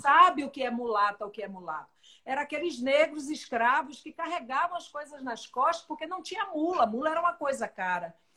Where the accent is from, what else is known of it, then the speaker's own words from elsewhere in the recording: Salvador, Bahia, Brazil; eu nasci no Bonfim, mas eu fui criada no São Caetano, ali no Alto do Peru, Fazenda Grande